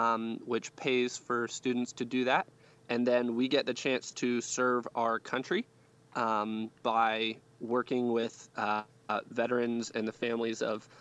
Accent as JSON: {"language": "English", "region": "Virginia", "country": "United States", "tie": "born or raised there", "also_born_or_lived": "Oxford, England / Rabat, Morocco / Philadelphia / Washington, D.C.", "said": "I was born and raised here in Virginia, actually all over Virginia. I've lived in several different cities here. But over the last 4 years, I've actually lived in 8 cities."}